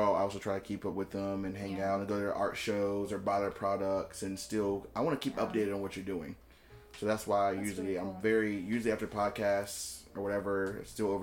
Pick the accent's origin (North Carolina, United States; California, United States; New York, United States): North Carolina, United States; High Point; I grew up in High Point.